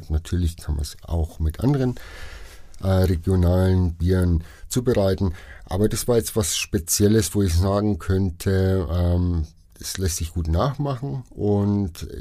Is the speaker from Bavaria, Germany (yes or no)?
yes; Bavaria, Germany; wenn man eben äh, auf äh, fränkische Küche verzichtet, zumindest als Franke.